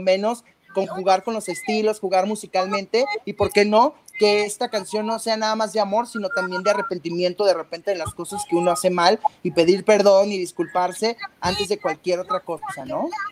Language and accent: Spanish; Tijuana, Baja California, Mexico; Yo soy de Tijuana, Baja California.